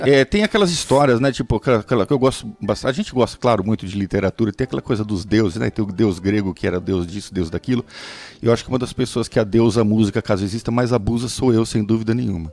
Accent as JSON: {"language": "Portuguese", "country": "Brazil"}